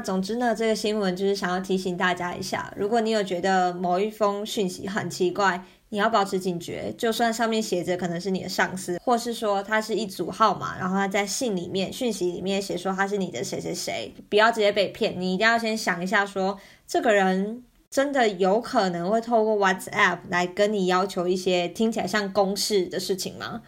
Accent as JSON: {"language": "Chinese", "country": "Taiwan", "tie": "born or raised there", "moved": "as an adult", "lives_now": "Germany", "said": "我们从小在台湾学的那个观念"}